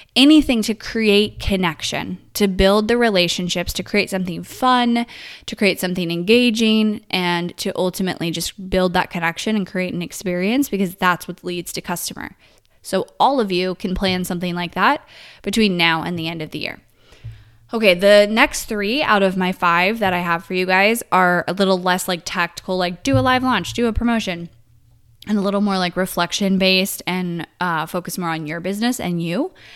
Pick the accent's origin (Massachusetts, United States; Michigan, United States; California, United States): California, United States; Northern; moved away as an adult; now in Texas, United States; I grew up in Northern California my whole life